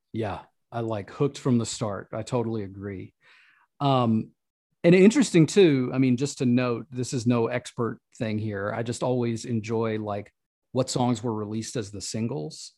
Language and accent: English; the South, United States; the people that I'm connected to culturally as a Southerner